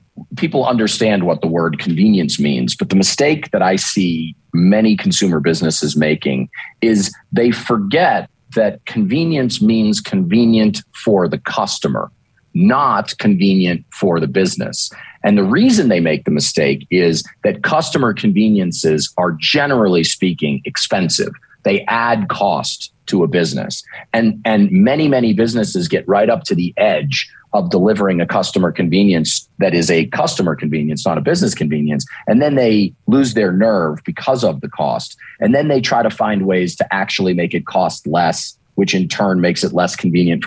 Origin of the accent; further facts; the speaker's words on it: Northeast, United States; also born or lived in Maine; now in Dallas, United States; I grew up in the Northeast.